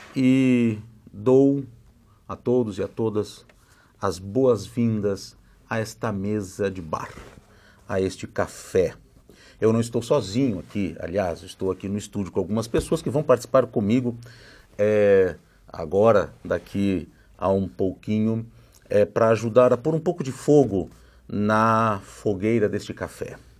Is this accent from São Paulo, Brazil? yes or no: no; Gravataí, Rio Grande do Sul, Brazil; moved away; also born or lived in Porto Alegre; Eu nasci numa cidadezinha ao lado de Porto Alegre, que é a capital do estado do Rio Grande do Sul, que se chama Gravataí